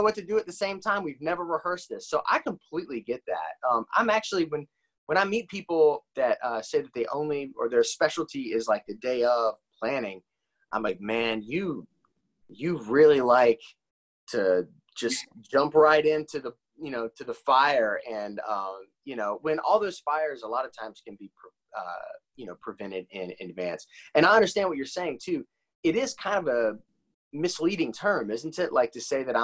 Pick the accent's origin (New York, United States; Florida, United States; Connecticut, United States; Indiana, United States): Indiana, United States; moved away; I'm from Indiana originally